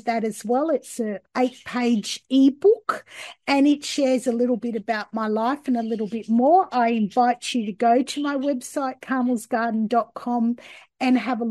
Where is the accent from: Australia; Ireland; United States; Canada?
Australia; I grew up here in Australia